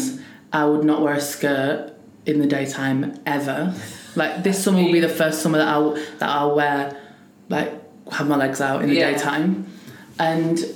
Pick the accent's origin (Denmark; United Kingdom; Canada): United Kingdom; Preston, North West England; I'm from Preston